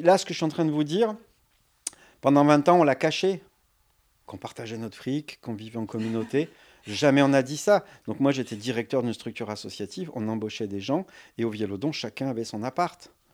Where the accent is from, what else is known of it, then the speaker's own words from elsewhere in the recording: Lyon, Auvergne-Rhône-Alpes, France; moved away as an adult; now in Ardèche, France; je viens de Lyon